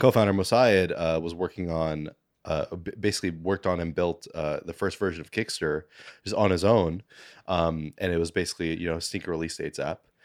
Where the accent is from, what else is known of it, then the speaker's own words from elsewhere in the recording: New York City, New York, United States; I was born in Manhattan, um, went to, you know, school and everything here my whole life